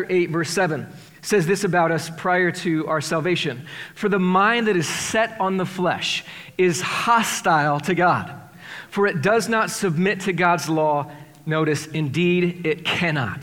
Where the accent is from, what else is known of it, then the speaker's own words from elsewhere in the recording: Iowa, United States; I grew up in Iowa. Well, we have this achievement performance mindset as Iowans